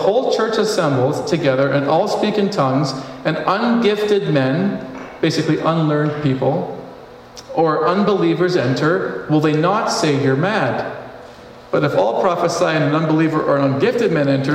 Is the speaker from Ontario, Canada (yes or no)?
no; Northwest Territories, Canada; I was born in the Northwest Territories